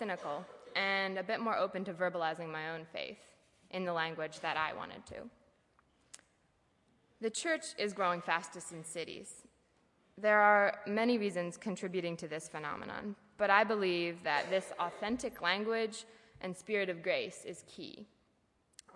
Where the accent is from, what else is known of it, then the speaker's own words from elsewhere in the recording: Lancaster County, Pennsylvania, United States; moved away as an adult; now in Goshen, United States; I grew up in Lancaster County, PA